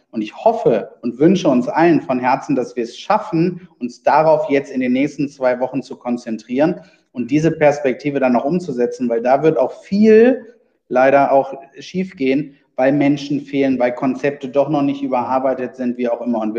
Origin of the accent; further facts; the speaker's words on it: Wuppertal, North Rhine-Westphalia, Germany; Nee, ich komme aus Wuppertal.